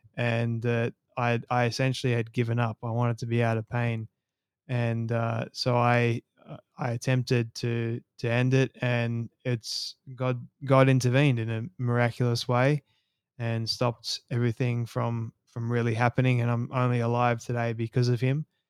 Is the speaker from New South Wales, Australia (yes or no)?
yes; Sydney, New South Wales, Australia; I was born and raised in Sydney, Australia